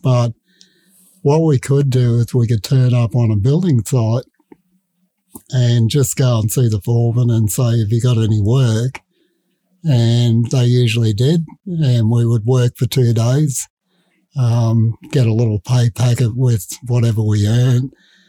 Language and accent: English; Brisbane, Queensland, Australia; we lived on a little peninsula that was five streets wide, at the beach on one side and the river on the other side.